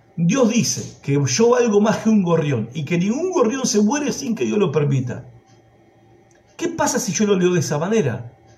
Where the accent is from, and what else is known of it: Argentina